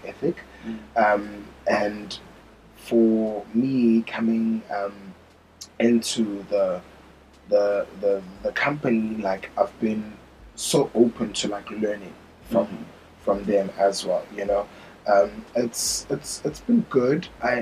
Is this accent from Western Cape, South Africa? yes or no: no; Johannesburg, Gauteng, South Africa; moved away as an adult; also born or lived in Pretoria / Midrand / Nelspruit; now in Beijing, China; I'm from Joburg